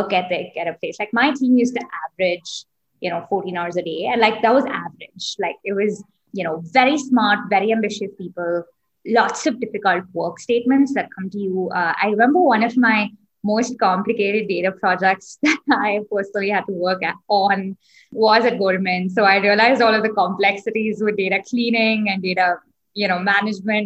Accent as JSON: {"language": "English", "country": "India", "tie": "born or raised there", "also_born_or_lived": "Singapore", "moved": "as an adult", "said": "I grew up in India, didn't have a hometown because my dad used to have a transferable job. So lived in a bunch of different cities growing up."}